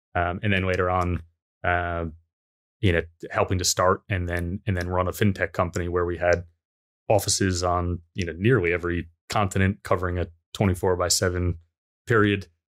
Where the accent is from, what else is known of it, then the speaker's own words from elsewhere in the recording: United States; being American myself